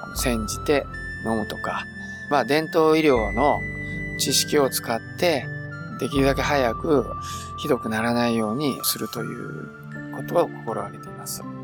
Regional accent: Beppu, Oita, Japan; 私は別府の出身ですので、まあ温泉で育った人間なので

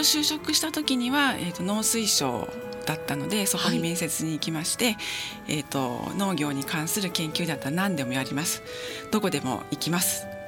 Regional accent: Yokohama, Kanagawa, Japan; 神奈川県の横浜市出身です

